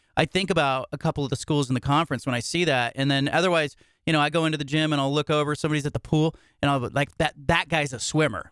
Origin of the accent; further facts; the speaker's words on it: Bay Area, California, United States; I grew up in the Bay Area